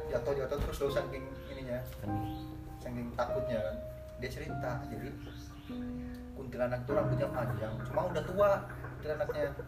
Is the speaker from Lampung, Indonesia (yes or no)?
yes; Lampung, Indonesia; di kampung gue tuh di arah di pesawaran